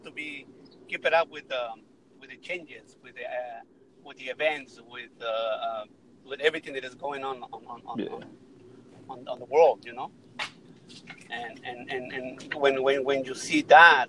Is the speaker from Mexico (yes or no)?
yes; Mexico City, Mexico; now in United States; I'm from Mexico City. I came to the United States 25 years ago